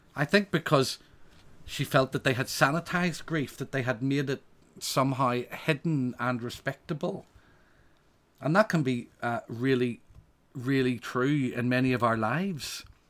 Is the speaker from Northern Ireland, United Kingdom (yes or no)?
yes; Northern Ireland, United Kingdom; I come from Northern Ireland